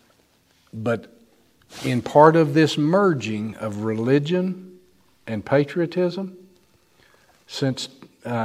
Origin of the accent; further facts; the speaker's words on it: United States